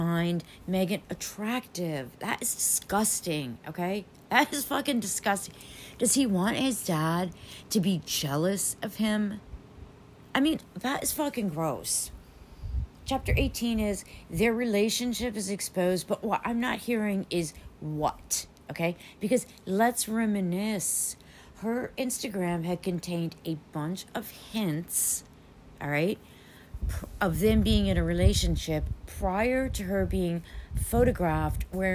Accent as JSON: {"language": "English", "country": "United States", "said": "as an American"}